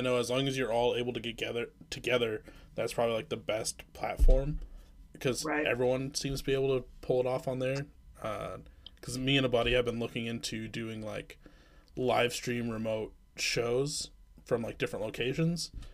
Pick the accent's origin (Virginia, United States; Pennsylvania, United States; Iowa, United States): Iowa, United States; also born or lived in Midwest; now in Minneapolis, United States; I actually am more from Iowa